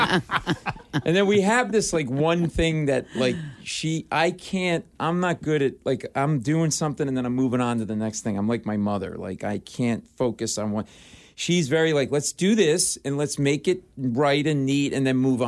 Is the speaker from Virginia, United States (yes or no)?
no; Providence, Rhode Island, United States; now in New York City, United States; I live in New York City, but I grew up in Providence, Rhode Island.